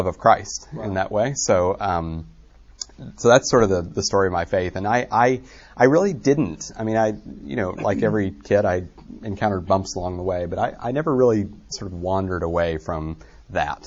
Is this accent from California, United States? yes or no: no; just north of Little Rock, Arkansas, United States; I grew up in Arkansas, just north of Little Rock